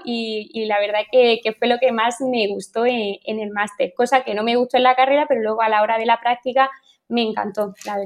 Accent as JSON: {"language": "Spanish", "town": "Berja", "region": "Andalusia", "country": "Spain", "tie": "born or raised there", "also_born_or_lived": "Madrid", "said": "de Berja, de mi pueblo"}